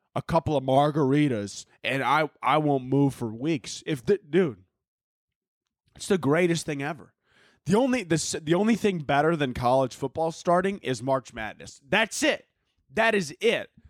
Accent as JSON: {"language": "English", "town": "Chicago", "region": "Illinois", "country": "United States", "tie": "born or raised there", "moved": "yes", "said": "I grew up in Chicago, not the Arabian desert."}